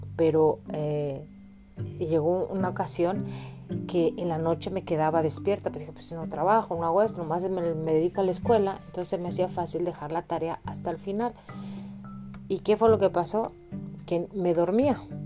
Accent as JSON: {"language": "Spanish", "country": "Mexico", "moved": "as an adult", "lives_now": "Illinois, United States", "said": "yo que vivo aquí en Estados Unidos y que vengo de México"}